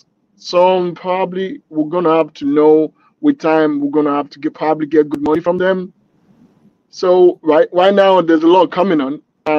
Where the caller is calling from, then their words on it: Chicago, Illinois, United States; From Chicago. Chicago. Illinois.